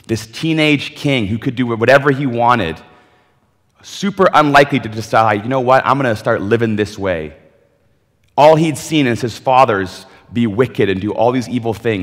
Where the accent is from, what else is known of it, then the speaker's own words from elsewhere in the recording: Ontario, Canada; moved away as an adult; now in British Columbia, Canada; I grew up in Ontario